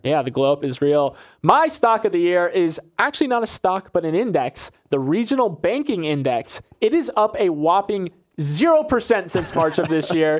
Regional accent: Florida, United States; I'm from Florida

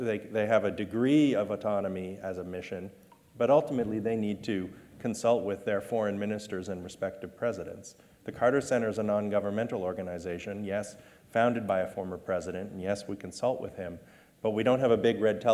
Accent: Canada; I'm a Canadian

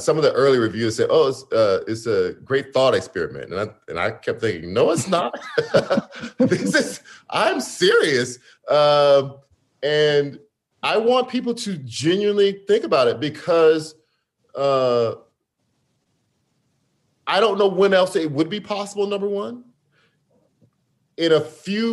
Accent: Gibson, Louisiana, United States; moved away as an adult; also born or lived in Shreveport, Louisiana / Detroit, Michigan / New York; now in Atlanta, United States; I was born in Shreveport, which is majority Black. I grew up in Gibson, Louisiana, majority Black town.

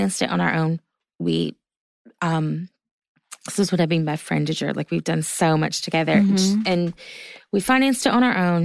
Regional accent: the South, Southern United States, United States; I'm a Southerner too.

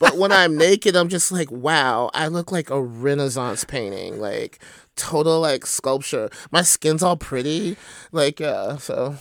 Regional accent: Triana, Alabama, United States; also born or lived in Athens, Alabama; now in Oakland, United States; I was born in Athens, right, but I grew up in Triana

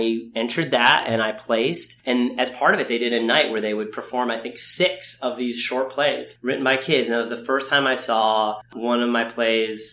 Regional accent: Ithaca, New York, United States; I grew up in Ithaca, New York

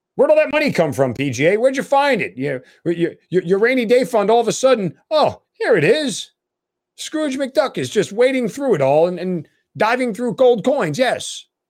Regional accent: New York, United States; moved away; I'm a New Yorker.

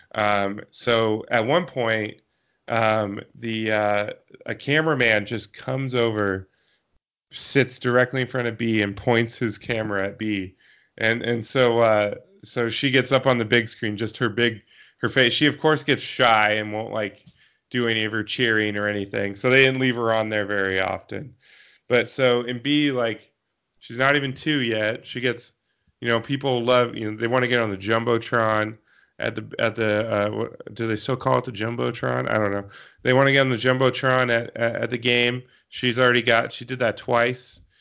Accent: Eastern Washington, United States; also born or lived in Seattle; I grew up in Eastern Washington

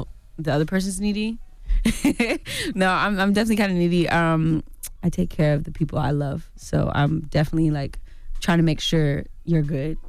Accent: California, United States; Well, I'm from the Bay Area.

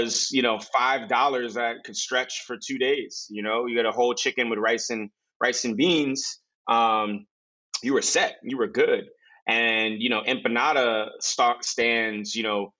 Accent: New York City, New York, United States; moved away; also born or lived in Nigeria / New Orleans; I grew up in the Bronx, which is a melting pot of so many different cultures. But I also lived in Nigeria. I lived in New Orleans

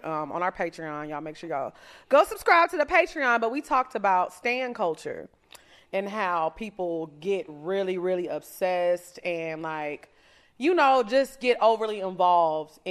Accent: Orange, Texas, United States; I'm from Orange, Texas. Y'all know I'm super country

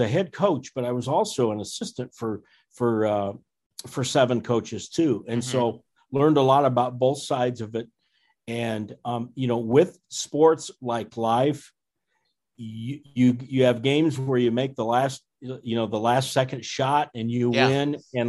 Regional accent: Fort Dodge, Iowa, United States; Well, I'm an Iowan, and I grew up in Iowa in a town called Fort Dodge in Northwest Iowa.

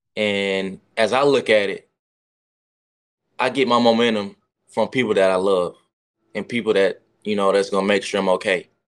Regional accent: the South, United States; I'm from the South

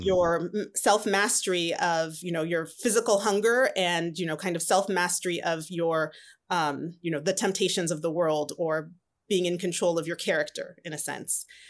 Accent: Southern California, United States; also born or lived in Atlanta, Georgia; So I grew up in Southern California all my life. I consider myself a Cali girl.

